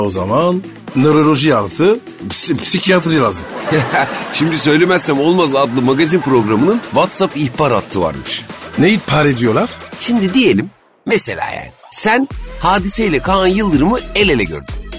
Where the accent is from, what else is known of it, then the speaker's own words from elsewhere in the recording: Istanbul, Turkey; Ben çocukken İstanbul'da çok kar yağardı.